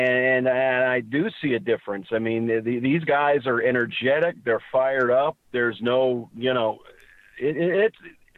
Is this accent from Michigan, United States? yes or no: no; Miami, Florida, United States; also born or lived in Ohio; I was born and raised in Miami, so there's that. I do have Ohio roots